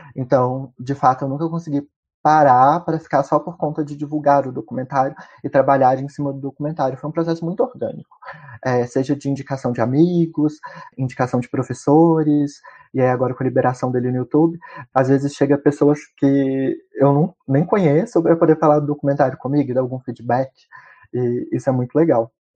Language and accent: Portuguese; Ouro Preto, Minas Gerais, Brazil; eu sou mineiro de Ouro Preto